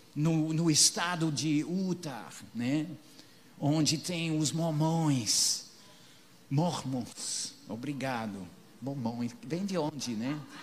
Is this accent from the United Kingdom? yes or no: yes; England, United Kingdom; moved away; os peregrinos da minha terra